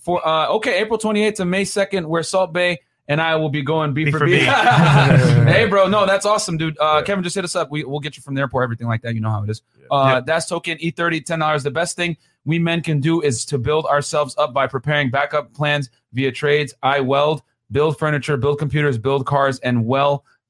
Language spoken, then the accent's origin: English; Nigeria; I'm Nigerian as well.